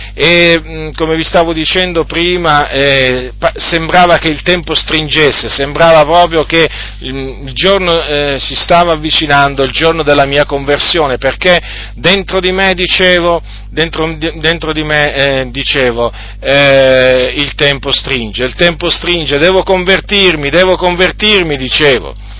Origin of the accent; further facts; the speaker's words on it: Italy; also born or lived in Noyon, Picardy, France / Sicily (parents' origin); nel 1970 dunque noi eh, siamo venuti in Italia